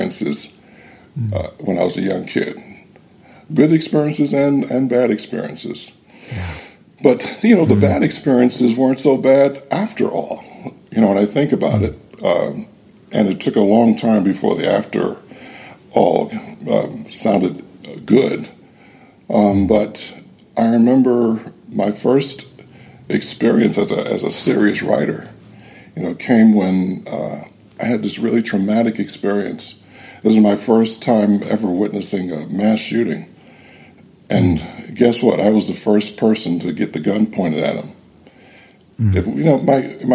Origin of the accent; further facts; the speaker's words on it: Cleveland, Ohio, United States; I grew up in Cleveland, Ohio, during the tumultuous 1960s